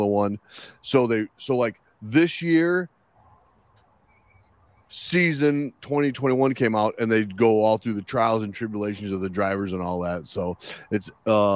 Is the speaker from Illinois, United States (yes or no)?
yes; Chicago, Illinois, United States; I'm from Chicago